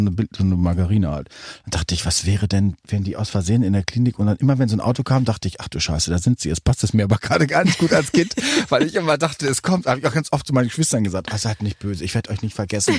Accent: North Rhine-Westphalia, Germany; also born or lived in Recklinghausen; bei uns in Westfalen

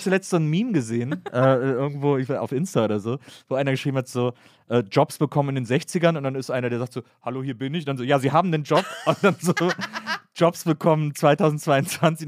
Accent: Rhineland, Germany; Ich komme aus dem Rheinland.

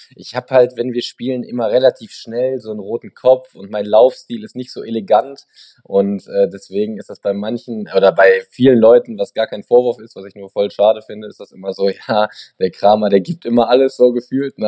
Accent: Germany; hier in Deutschland

